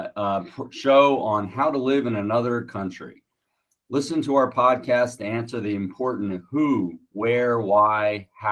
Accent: United States; moved away as an adult; now in Buzios, Brazil; for me as an American

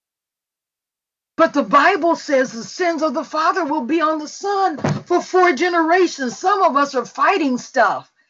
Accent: Mississippi, United States; accent: Mississippi; moved away; English is my second language. Mississippi is my first.

